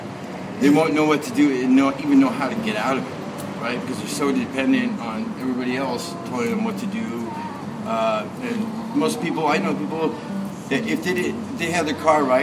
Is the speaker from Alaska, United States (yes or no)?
yes; Alaska, United States; now in Bellingham, United States; I'm from Alaska originally. I live outside here in fucking Cakewalk